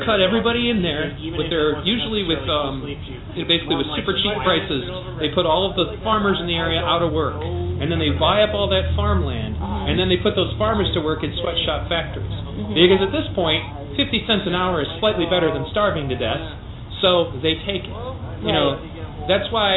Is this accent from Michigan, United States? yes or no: yes; Pontiac, Michigan, United States; when I grew up in Pontiac, Michigan